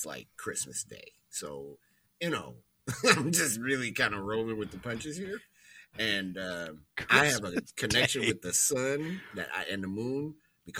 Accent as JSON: {"language": "English", "town": "Chicago", "region": "Illinois", "country": "United States", "said": "I'm from Chicago"}